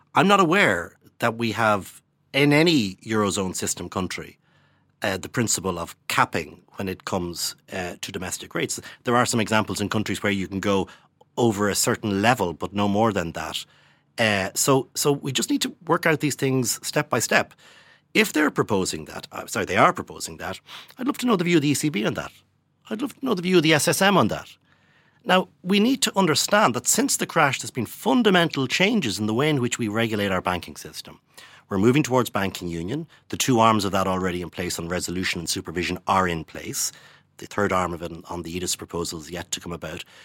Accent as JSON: {"language": "English", "country": "Ireland", "said": "our money as Irish, Irish taxpayers"}